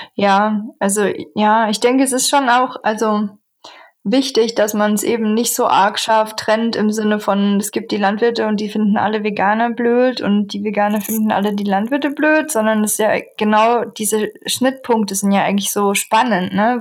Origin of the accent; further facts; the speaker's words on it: Southern Germany, Germany; moved away as an adult; also born or lived in Eberswalde; Ich bin eigentlich in Süddeutschland aufgewachsen